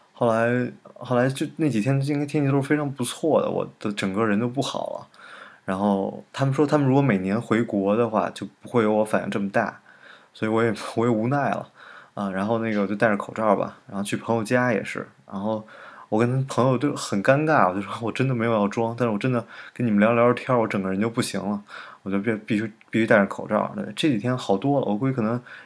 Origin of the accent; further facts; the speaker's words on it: Beijing, China; moved away; also born or lived in New York; 我其实是北京人，但是太多年不在北京了